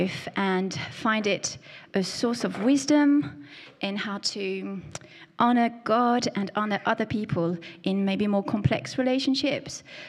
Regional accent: France; accent: French; my French accent

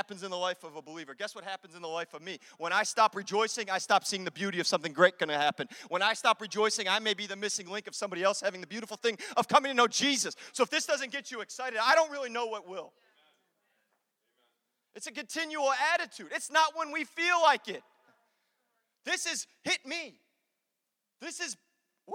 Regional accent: Chicago, Illinois, United States; I'm from Chicago

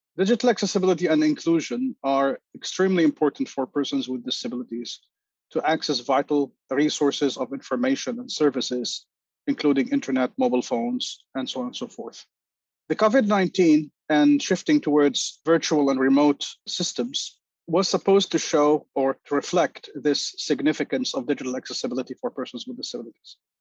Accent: Lebanon; now in New York, United States; I am originally from Lebanon, currently living in New York.

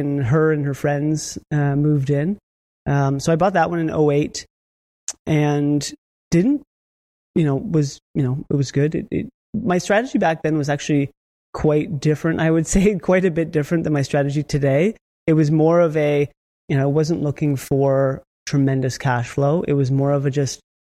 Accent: Niagara, Ontario, Canada; I'm actually from Niagara myself, so I know that area very well

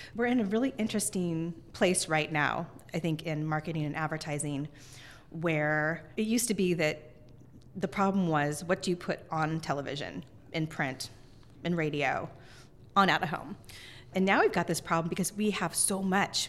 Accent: Northern California, United States; now in Seattle, United States; I grew up in Northern California, I really feel like this is my home

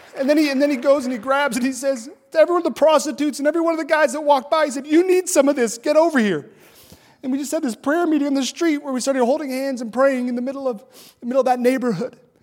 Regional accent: Montana, United States; moved away; I'm from Montana. Uh, the city I grew up in was ninety-seven percent white.

